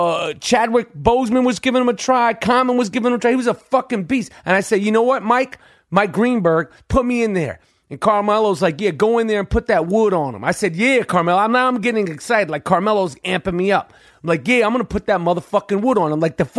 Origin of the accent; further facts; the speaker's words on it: Canada; I'm 250 fucking pounds. I'm Canadian, and I probably played hockey.